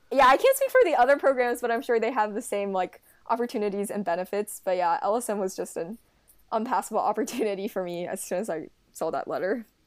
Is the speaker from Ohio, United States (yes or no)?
yes; Cincinnati, Ohio, United States; I'm from Cincinnati, Ohio